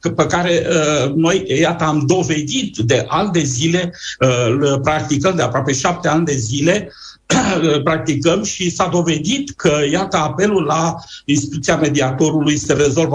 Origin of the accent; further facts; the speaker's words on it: Romania; ca români